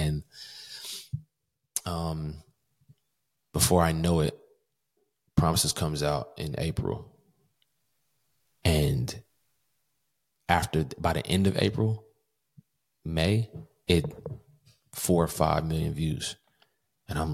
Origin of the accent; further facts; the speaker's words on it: Kentucky, United States; moved away as an adult; also born or lived in Covington; There's no opportunity for music in Kentucky. Nobody there wants to do music. My hometown is very small